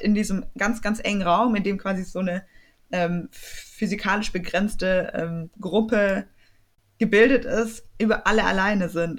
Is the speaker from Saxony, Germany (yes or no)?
no; Swabia, Baden-Württemberg, Germany; accent: Swabian; mit meinem schwäbischen Akzent